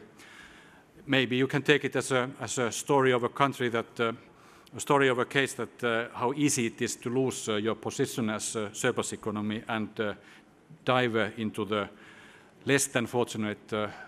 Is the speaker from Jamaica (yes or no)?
no; Finland; my home country, Finland